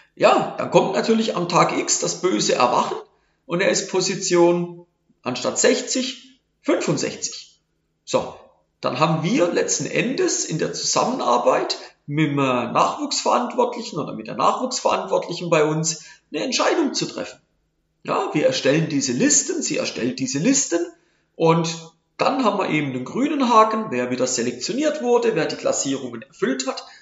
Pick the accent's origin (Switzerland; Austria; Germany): Switzerland; bei uns in der Schweiz